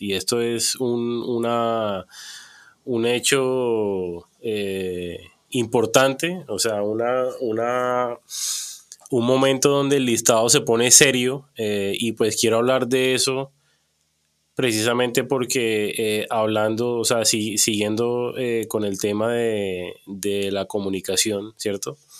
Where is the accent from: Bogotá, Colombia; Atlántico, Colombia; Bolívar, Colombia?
Bolívar, Colombia; Cartagena; yo crecí en Cartagena